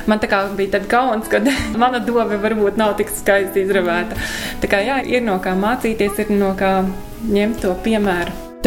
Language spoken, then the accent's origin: Latvian; Ragana, Vidzeme, Latvia; Saruna laikam kaut kā tā iegrozījās par to, ka esmu no Raganas